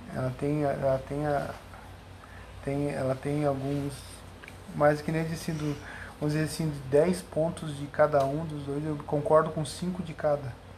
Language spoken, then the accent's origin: Portuguese; Porto Alegre, Rio Grande do Sul, Brazil; also born or lived in Camboriú; now in Cachoeirinha, Brazil; Gaúcho da Gema, eu sou gaúcho de Porto Alegre, não sou tão da Gema